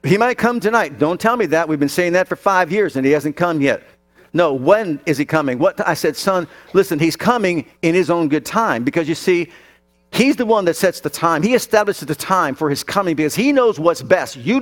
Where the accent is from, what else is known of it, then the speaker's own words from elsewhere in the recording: Youngstown, Ohio, United States; I was born up in Youngstown, Ohio